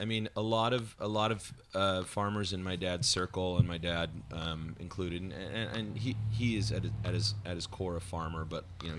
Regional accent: Minneapolis, Kansas, United States; moved away; I grew up in a farm town called Minneapolis. It was about 1,800 people.

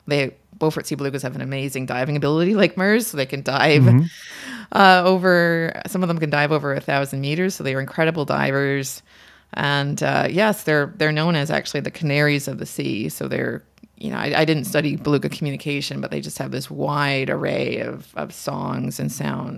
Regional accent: Markham, Ontario, Canada; So I'm from Markham, Ontario, and I spent most of my summers near Lake Simcoe.

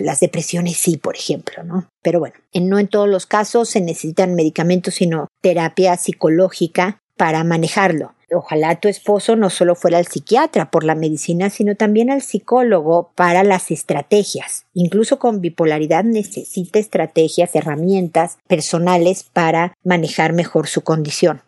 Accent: Mexico; now in Chile; Yo vivo en Chile, mi familia es mexicana, yo soy mexicana

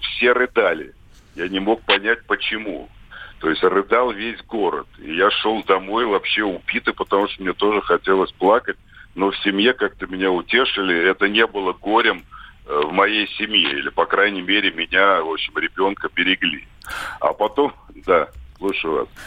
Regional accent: Tbilisi, Georgia; Я родился в Тбилиси

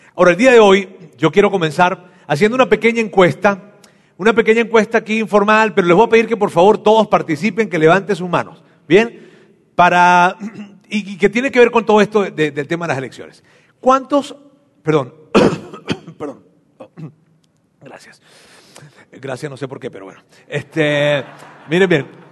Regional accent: Venezuela; now in Mexico; yo soy venezolano

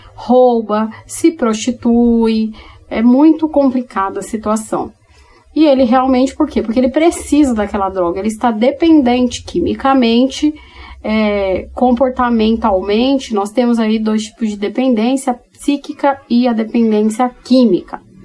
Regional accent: São Paulo, Brazil; moved away; Eu sou paulistana, nascida e criada na capital, hoje que moro em outro lugar do Brasil

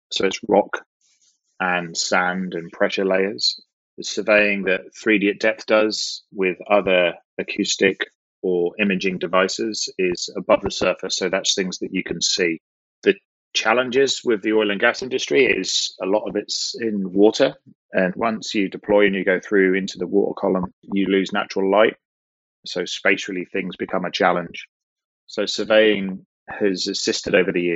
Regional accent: Norwich, East of England, United Kingdom; moved away as an adult; also born or lived in Longmont, Colorado, United States; now in Houston, United States; I'm originally from the United Kingdom in the southern part of the UK, a city called Norwich

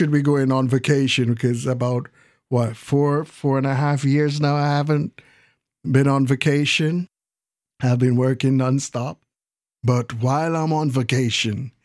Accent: Jamaica; now in United States; I was born in the Caribbean on an island called Jamaica. Yes, Jamaica, West Indies. Then my parents and I migrated to the States

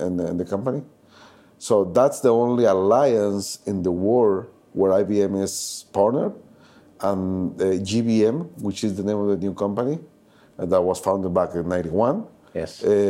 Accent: Guatemala; Guatemala is actually is the first country in Central America. we are descendants from the Maya

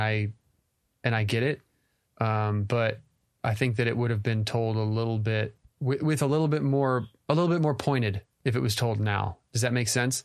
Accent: Texas, United States; moved away as an adult; All our family is in Texas. we're both from Texas

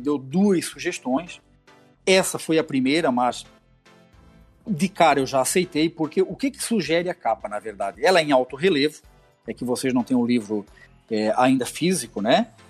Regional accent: Camboriú, Santa Catarina, Brazil; sou lá de Camboriú, tô aqui infiltrado

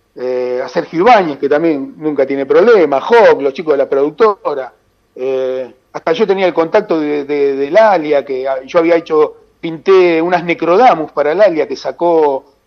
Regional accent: Santa Teresita, Buenos Aires Province, Argentina; mi pueblo

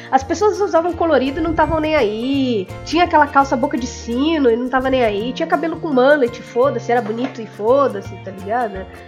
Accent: coast of São Paulo, Brazil; eu sou do litoral de São Paulo

